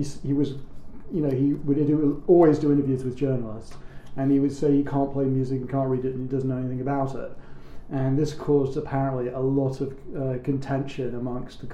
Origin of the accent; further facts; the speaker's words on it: London, United Kingdom; as a teenager growing up in London